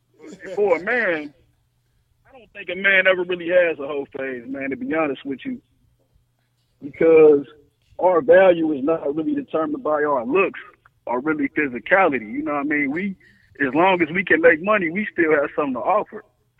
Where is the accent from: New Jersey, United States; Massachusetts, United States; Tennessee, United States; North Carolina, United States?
Massachusetts, United States; Boston; also born or lived in Holly Hill, South Carolina; I'm from Boston, Mass, man. The East Coast supporting you, bro.